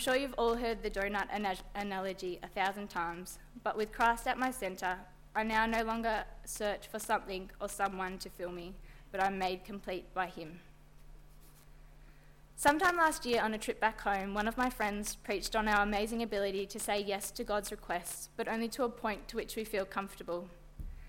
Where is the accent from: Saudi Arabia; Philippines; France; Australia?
Australia; Bendigo, Victoria; In my hometown of Bendigo, I grew up in a small